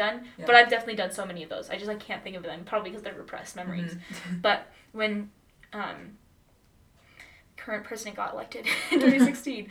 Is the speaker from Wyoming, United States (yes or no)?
yes; Laramie, Wyoming, United States; also born or lived in Memphis, Tennessee; I'm from Laramie, Wyoming. Like, that's where I grew up.